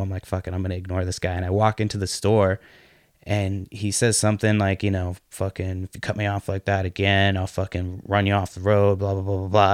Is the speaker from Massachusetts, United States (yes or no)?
yes; Brockton, Massachusetts, United States; I'm from Brockton